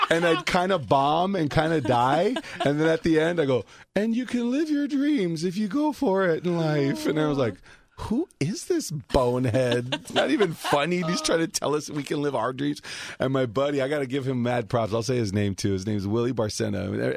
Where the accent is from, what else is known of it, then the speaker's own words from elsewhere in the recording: Alhambra, California, United States; also born or lived in Highland Park, Los Angeles; My mom didn't want me to be a cholo, so we moved to Alhambra